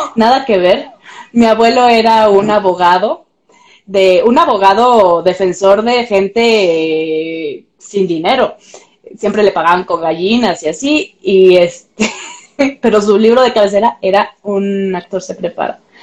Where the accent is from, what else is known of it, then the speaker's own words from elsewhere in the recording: Pátzcuaro, Michoacán, Mexico; now in Mexico City, Mexico; yo no soy de aquí, soy de Pátzcuaro de Michoacán